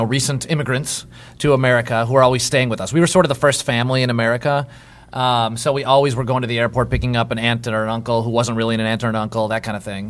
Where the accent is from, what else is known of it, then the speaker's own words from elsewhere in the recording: Chicago, Illinois, United States; I was born and raised in Chicago.